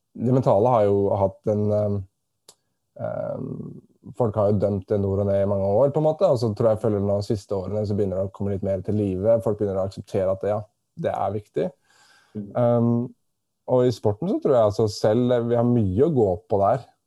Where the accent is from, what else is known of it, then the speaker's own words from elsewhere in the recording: Norway; moved away as an adult; now in Australia; jeg kommer fra Norge